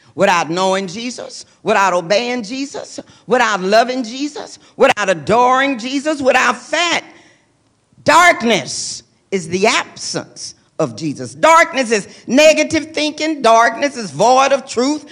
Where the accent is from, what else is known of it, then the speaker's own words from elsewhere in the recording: Lubbock, Texas, United States; I grew up in Lubbock, Texas, that was a college town